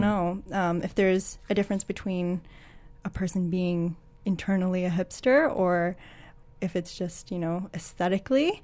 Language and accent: English; Toronto, Ontario, Canada; moved away; I am originally from Toronto.